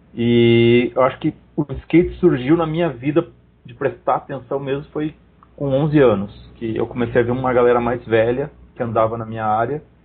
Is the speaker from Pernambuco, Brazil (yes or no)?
no; Esteio, Rio Grande do Sul, Brazil; de Esteio, que é minha cidade natal.